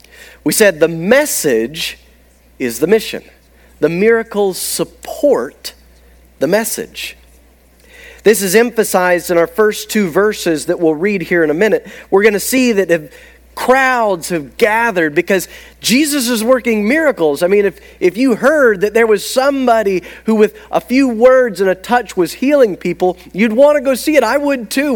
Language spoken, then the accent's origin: English; the South, United States; as a Southerner